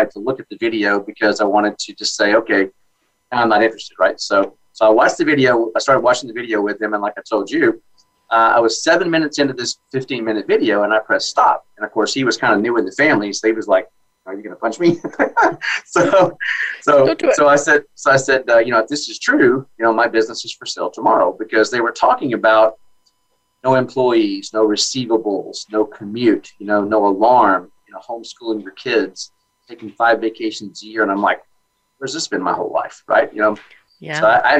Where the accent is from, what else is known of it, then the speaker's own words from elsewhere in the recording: Dallas, Texas, United States; Born and raised in Dallas